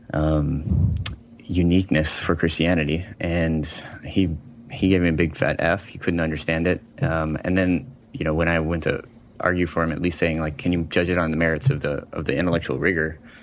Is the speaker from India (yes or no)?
no; Montana, United States; moved away as an adult; I'm coming from Montana